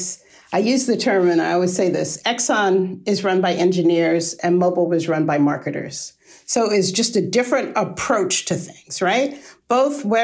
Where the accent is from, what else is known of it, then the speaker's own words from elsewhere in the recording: New York, United States; moved away as an adult; also born or lived in Virginia; I am a New Yorker. I'm from New York.